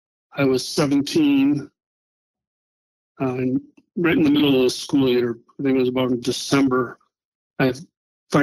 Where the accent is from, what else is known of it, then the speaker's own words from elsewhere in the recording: Madison, Wisconsin, United States; I grew up in Madison, Wisconsin, a very liberal town where someone like me is not very welcome. I grew up on the Far East Side, went to La Follette High School